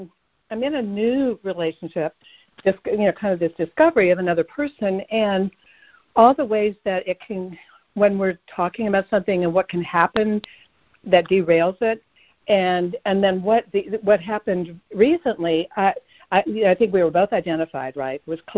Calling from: Asheville, North Carolina, United States; I'm calling from Asheville.

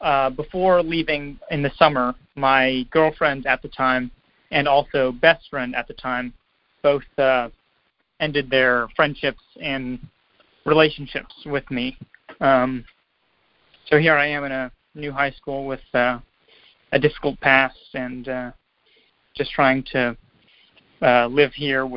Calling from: Pittsburgh, Pennsylvania, United States; I'm calling from Pittsburgh.

